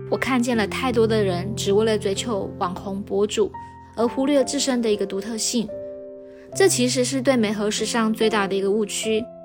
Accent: Taiwan; 我来自台湾，呃，大学本科我专攻的就是医疗护理

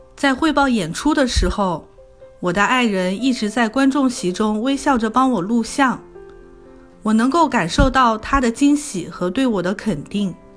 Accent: Wuxi, Jiangsu, China; moved away as an adult; now in Toronto, Canada; 我来自江苏无锡，十年前来到加拿大多伦多，从事食品零售管理

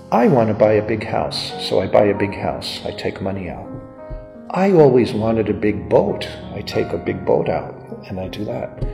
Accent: New York, United States; even though I was born in the US, I'm an American citizen, and uh, my particular part of the family grew up in New York

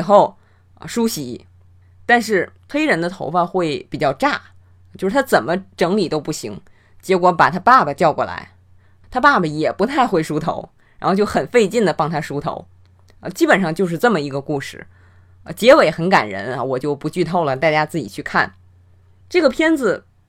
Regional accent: China; 我们中国人

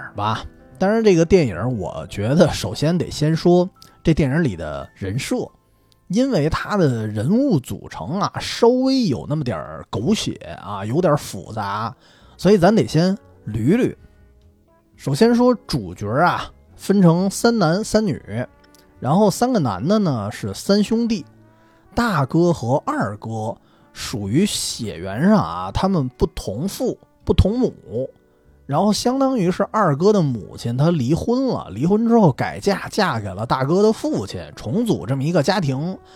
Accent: Beijing, China; 我作为一个北方人

